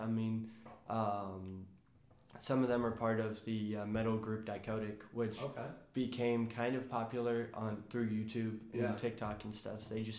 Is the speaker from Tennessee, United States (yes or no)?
yes; Memphis, Tennessee, United States; That's the only one that popped in my head since I'm from Memphis.